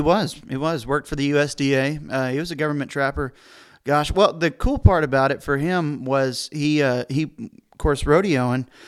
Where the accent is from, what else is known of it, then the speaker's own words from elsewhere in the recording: San Angelo, Texas, United States; I'm a San Angelo, Texas kid. I was born and raised